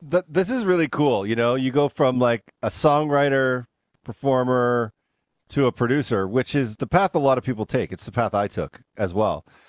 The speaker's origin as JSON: {"language": "English", "country": "Canada", "moved": "yes", "lives_now": "United States", "said": "I'm from Canada, and like I almost never had sugar because it's just not a big thing in Canada as much. I moved down here"}